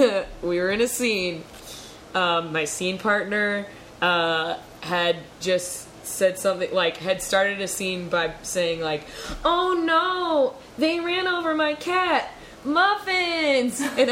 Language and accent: English; Canada; I'm from Canada.